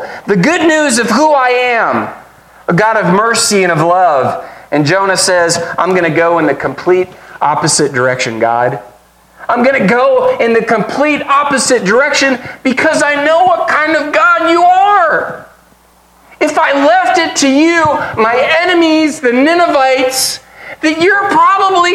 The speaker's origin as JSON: {"language": "English", "country": "United States", "said": "as an American"}